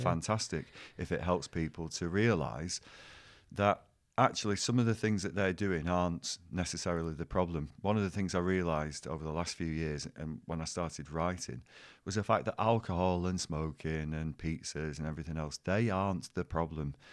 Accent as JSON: {"language": "English", "town": "Bolton", "region": "North West England", "country": "United Kingdom", "tie": "born or raised there", "said": "teaching in my hometown"}